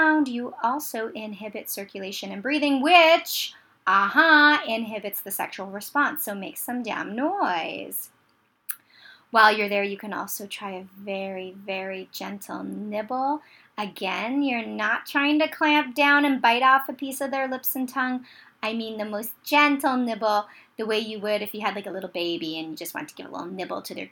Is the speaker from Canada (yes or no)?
yes; Canada; I'm Canadian